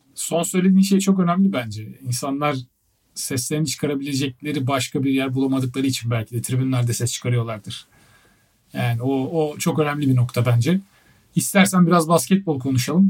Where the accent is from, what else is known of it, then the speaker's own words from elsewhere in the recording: Turkey; moved away as an adult; now in United Kingdom; ben Türk'üm diyeceğim yani bu, bu kadar basit hani ben Türkiye'den geldim